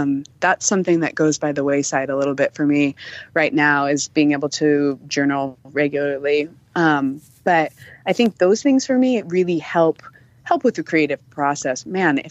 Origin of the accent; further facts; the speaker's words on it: Montana, United States; also born or lived in California; I grew up in Montana, actually. I was not born in Montana